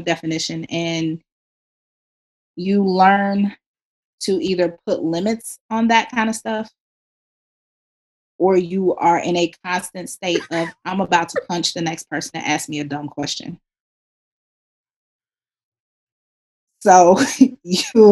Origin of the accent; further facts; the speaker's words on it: Kansas City, United States; moved away; growing up in Kansas City, the Black community there is very, very tight-knit.